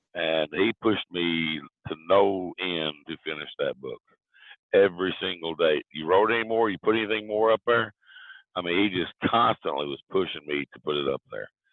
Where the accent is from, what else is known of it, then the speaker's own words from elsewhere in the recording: Big Stone Gap, Virginia, United States; accent: southern; moved away; also born or lived in Florida; I grew up in a small town called Big Stone Gap, Virginia